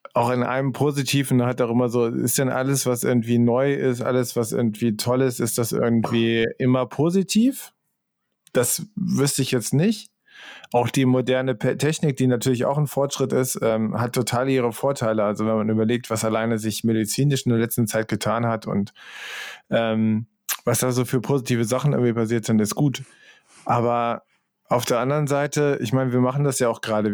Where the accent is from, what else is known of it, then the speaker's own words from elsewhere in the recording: Central Germany, Germany; ich bin irgendwie in der Mitte von Deutschland aufgewachsen